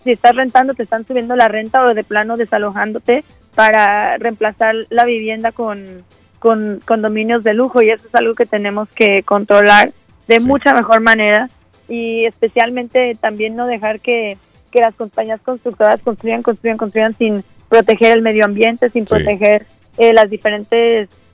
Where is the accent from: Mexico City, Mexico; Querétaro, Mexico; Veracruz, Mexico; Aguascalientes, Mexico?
Mexico City, Mexico; now in Boston, United States; Yo soy originaria de la Ciudad de México y casada con colombiano